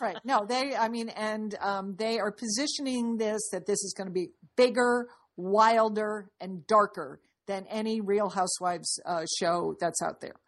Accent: Dallas, Texas, United States; I'm from Dallas

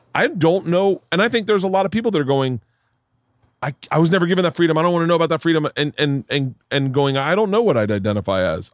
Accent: Tampa, Florida, United States; also born or lived in New York; now in Los Angeles, United States; growing up in Tampa

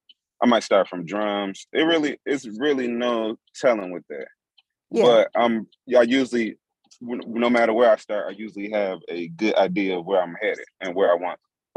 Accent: Chicago, Illinois, United States; me being from Chicago

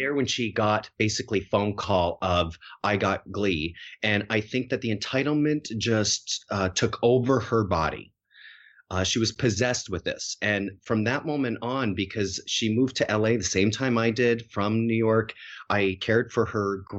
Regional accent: Harrow, Ontario, Canada; moved away as an adult; also born or lived in Winnipeg; now in United States; I grew up in, like, one of the smallest farming communities in all of Canada, in Harrow, Ontario

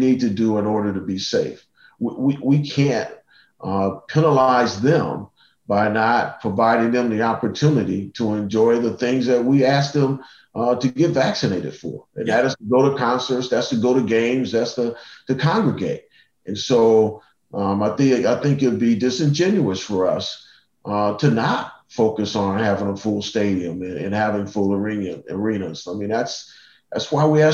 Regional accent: Cleveland, Ohio, United States; I grew up in Cleveland

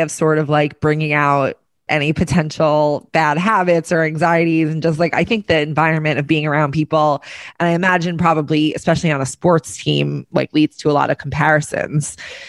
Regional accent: Long Island, New York, United States; moved away; No, we're from Long Island.

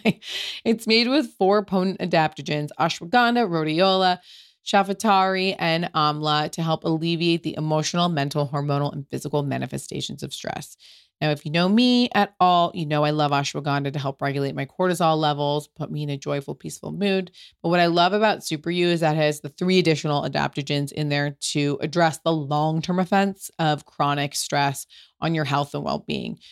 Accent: United States; I'm American and I've come to Italy many times as an American.

